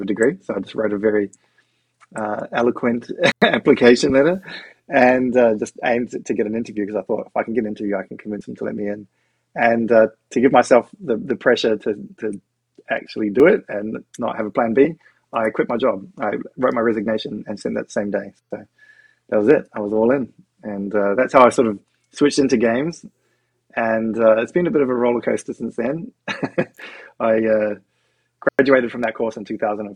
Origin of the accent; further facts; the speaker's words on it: New Zealand; now in Australia; I grew up in New Zealand